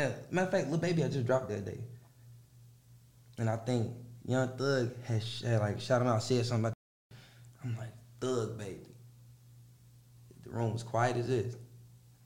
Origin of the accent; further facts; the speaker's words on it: Chicago, Illinois, United States; moved away; I'm from Chicago